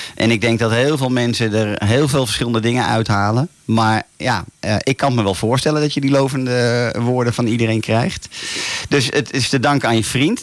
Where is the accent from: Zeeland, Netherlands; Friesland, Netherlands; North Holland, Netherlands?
North Holland, Netherlands; Laren; Hier vanuit de studio in het altijd mooie Laren, Noord-Holland. Mijn geboortedorp